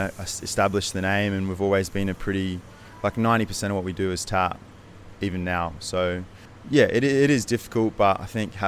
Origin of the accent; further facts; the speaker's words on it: Brisbane, Queensland, Australia; now in Sydney, Australia; I'm originally from Brisbane